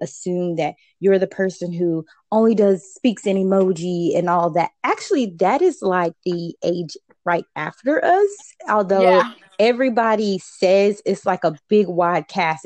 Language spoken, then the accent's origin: English; the South, United States; I'm from the South.